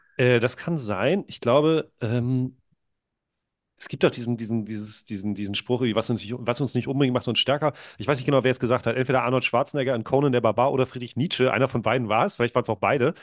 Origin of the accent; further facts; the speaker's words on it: near Lübeck, Schleswig-Holstein, Germany; also born or lived in Wolgast, Mecklenburg-Vorpommern; in der Nähe von Lübeck, wo ich aufgewachsen bin